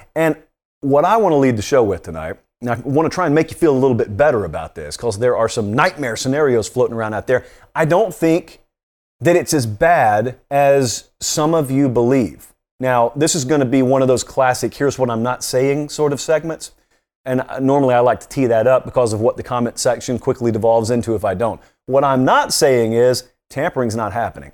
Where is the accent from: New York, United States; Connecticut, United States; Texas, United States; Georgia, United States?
Georgia, United States; I grew up in Georgia